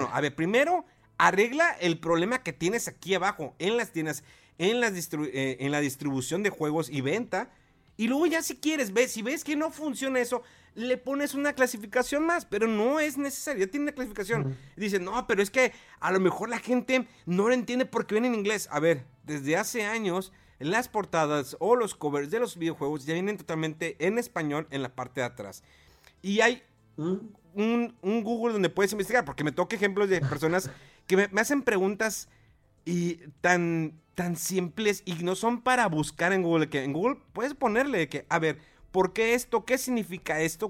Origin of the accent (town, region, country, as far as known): Mexico